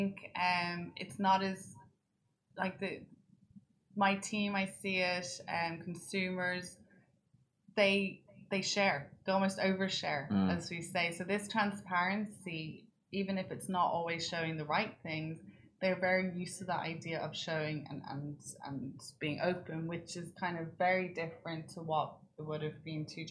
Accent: Ireland; now in United Arab Emirates; being Irish.

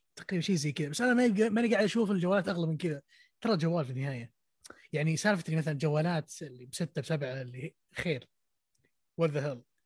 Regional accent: Saudi Arabia; في السعوديه عندنا في السعوديه

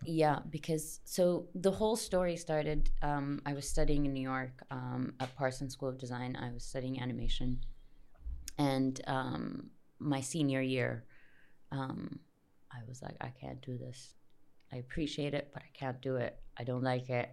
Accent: Jeddah, Makkah Province, Saudi Arabia; I grew up here in Jeddah.

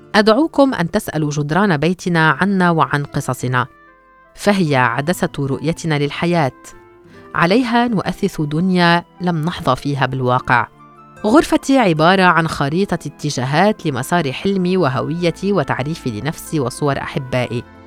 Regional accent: Gaza, Gaza Strip, Palestine; born or raised there; moved away as an adult; now in Malaysia

